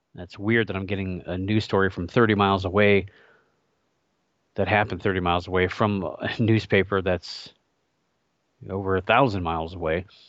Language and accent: English; Ohio, United States; my home state of Ohio